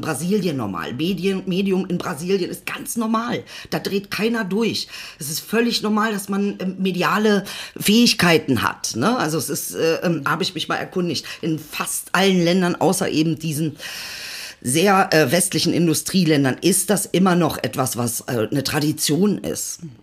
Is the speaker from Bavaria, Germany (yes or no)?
no; Celle, Lower Saxony, Germany; also born or lived in Benefeld-Bomlitz / Berlin-Kreuzberg; now in Berlin, Germany; ich bin in Celle geboren, ist eine, damals war es eine 70.000 Einwohnerstadt. Ähm, und dann bin ich ja halt nochmal in, in einen kleineren ähm, Ort gekommen und das war dann Benefeld-Bomlitz